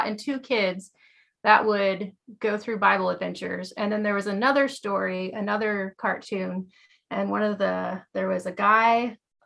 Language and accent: English; Kansas, United States; also born or lived in Vancouver, Washington; now in Eugene, United States; I grew up in Kansas.